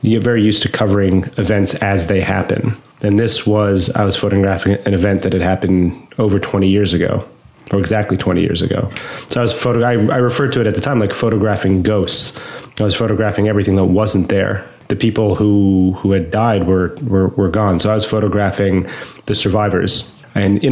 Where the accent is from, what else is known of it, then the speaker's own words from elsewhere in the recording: New York, United States; moved away as an adult; also born or lived in London / Iraqi Kurdistan; I grew up in New York. I moved back in 2015